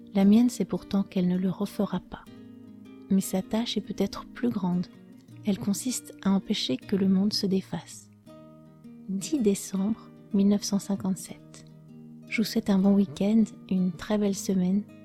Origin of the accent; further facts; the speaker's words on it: France; je suis française